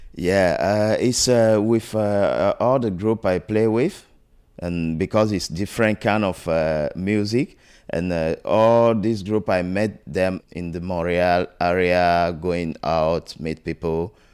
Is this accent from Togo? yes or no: yes; Togo; moved away; I'm from Togo, West Africa